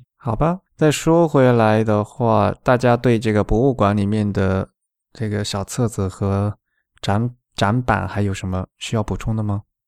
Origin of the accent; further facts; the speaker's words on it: Xiamen, Fujian, China; 我是福建人嘛，是厦门